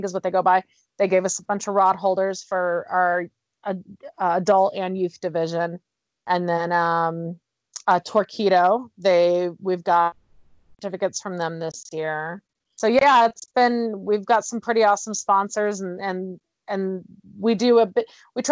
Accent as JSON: {"language": "English", "town": "Phoenix", "region": "Arizona", "country": "United States", "moved": "yes", "lives_now": "Utah, United States", "said": "I'm from Arizona, so like Phoenix area."}